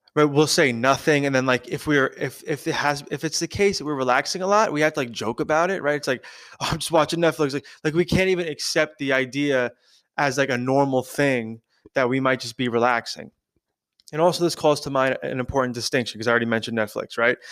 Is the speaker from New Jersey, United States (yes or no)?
no; New York, United States; I grew up in New York, I was born in New York, I've been in New York my whole life.